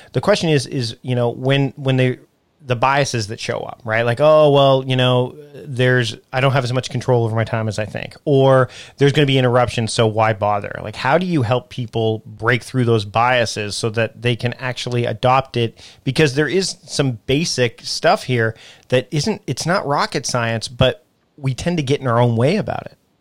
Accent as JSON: {"language": "English", "country": "Canada", "said": "someone who is also from my home and native land"}